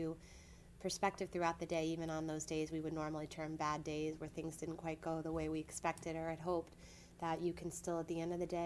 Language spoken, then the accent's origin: English; Lower Westchester County, New York, United States; also born or lived in Boston, Massachusetts; I grew up in Lower Westchester County